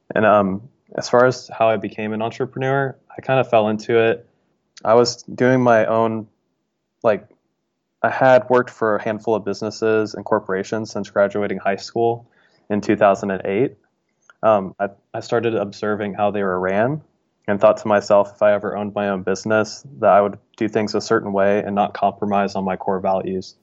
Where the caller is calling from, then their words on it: Dayton, Ohio, United States; I'm calling from Dayton, Ohio